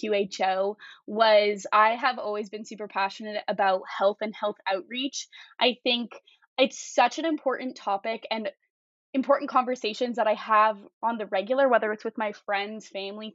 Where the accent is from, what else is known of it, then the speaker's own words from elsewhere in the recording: Calgary, Alberta, Canada; I'm from Calgary, Alberta